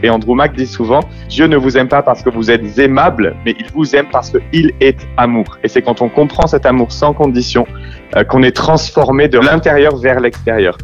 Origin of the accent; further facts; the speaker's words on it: France; moi je suis né en France, j'ai la culture très française